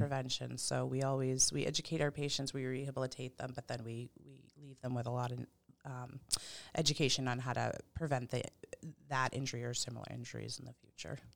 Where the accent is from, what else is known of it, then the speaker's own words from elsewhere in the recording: Pepperell, Massachusetts, United States; also born or lived in Ayer, Massachusetts; I grew up in Pepperell